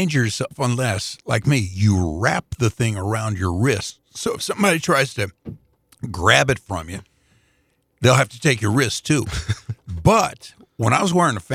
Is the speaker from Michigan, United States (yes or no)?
no; Indianapolis, Indiana, United States; I was working for WNAP Radio in Indianapolis at the time